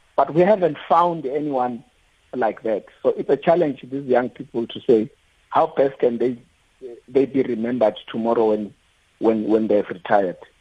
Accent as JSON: {"language": "English", "town": "Atteridgeville", "region": "Gauteng", "country": "South Africa", "tie": "born or raised there", "also_born_or_lived": "Limpopo", "said": "I'm from Limpopo, but I grew up in the streets of uh, Atteridgeville as well"}